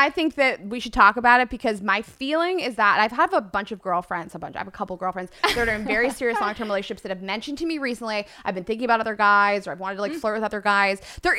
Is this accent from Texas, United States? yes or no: no; Pittsburgh, Pennsylvania, United States; I grew up in Pittsburgh.